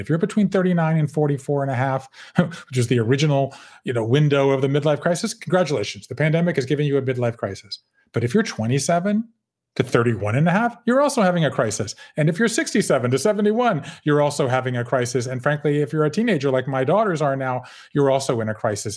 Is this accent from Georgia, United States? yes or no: yes; Savannah, Georgia, United States; moved away as an adult; also born or lived in Connecticut / Japan; I grew up in Savannah, Georgia